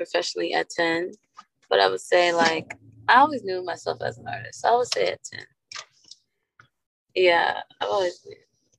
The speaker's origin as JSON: {"language": "English", "town": "Georgetown", "region": "Demerara-Mahaica", "country": "Guyana", "also_born_or_lived": "Los Angeles, United States", "moved": "yes", "said": "I'm originally from Georgetown. I'm originally from Georgetown, Guyana, and, you know, Southside, Los Angeles."}